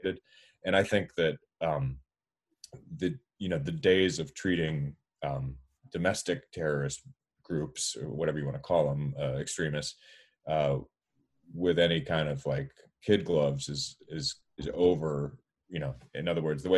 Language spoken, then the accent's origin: English; Florida, United States; I grew up in Florida